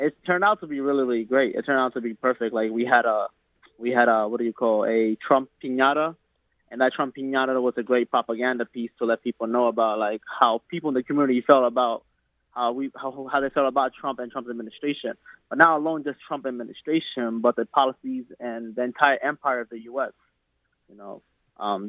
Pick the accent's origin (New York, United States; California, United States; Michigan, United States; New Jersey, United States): New York, United States; New York City; also born or lived in Bronx; I was born in the Bronx, but raised in Harlem.